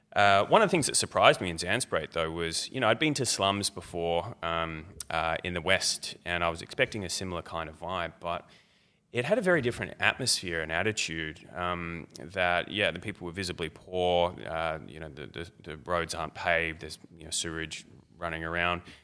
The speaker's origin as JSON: {"language": "English", "town": "Melbourne", "region": "Victoria", "country": "Australia", "said": "I'm, I'm from Melbourne mostly"}